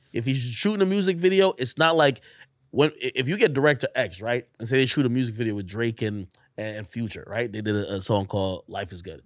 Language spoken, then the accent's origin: English; Clarendon, Jamaica; also born or lived in Spanish Town, Jamaica / Texas, United States; now in United States; I was born in Spanish Town. We grew up in, um, uh, in Clarendon, it's Clarendon, it was a southern parish